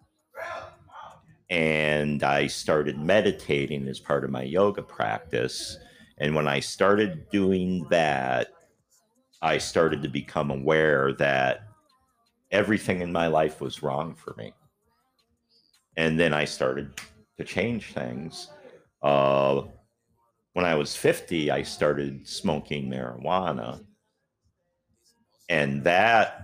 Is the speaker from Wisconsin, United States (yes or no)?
yes; near Green Bay, Wisconsin, United States; moved away as an adult; also born or lived in Washington State / Minneapolis, Minnesota; now in Florida, United States; I grew up in Wisconsin, right near Green Bay